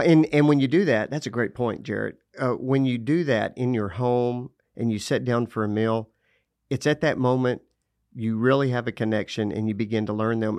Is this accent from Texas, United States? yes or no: yes; Lubbock, Texas, United States; I grew up in Lubbock, Texas, uh, the cotton fields of the Panhandle of Texas